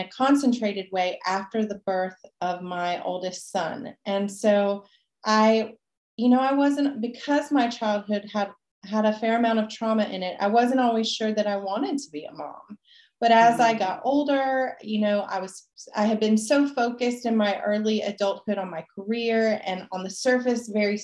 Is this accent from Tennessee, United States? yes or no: yes; Nashville, Tennessee, United States; also born or lived in Puerto Vallarta, Mexico; now in Mexico; I grew up originally in Nashville, Tennessee